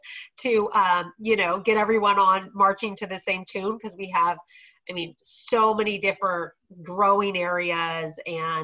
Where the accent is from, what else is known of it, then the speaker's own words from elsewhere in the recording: Sonoma County, California, United States; I grew up in Sonoma County, you know, left for 5 years, came back and started working in Sonoma County